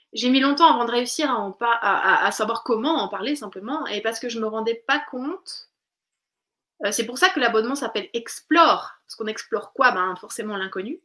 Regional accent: Switzerland; now in France; je viens de Suisse

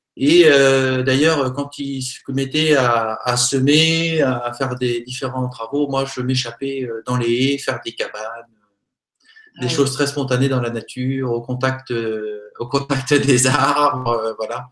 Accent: Normandy, France; Je suis normand, même si j'ai des origines multiples et variées.

